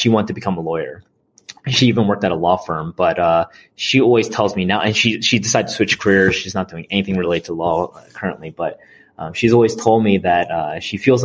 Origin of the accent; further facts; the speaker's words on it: South New Jersey, United States; also born or lived in Mississippi / New York City; I was born in Mississippi, down in the South, and decided to move over to South New Jersey, where I spent most of my childhood.